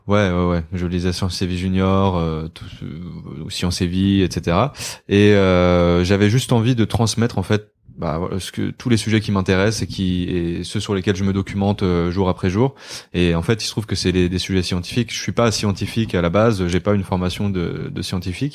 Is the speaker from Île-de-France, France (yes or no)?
no; Côtes-d'Armor, Brittany, France; moved away as an adult; je viens de Côte d'Armor. J'ai vécu 19 20 ans là-bas.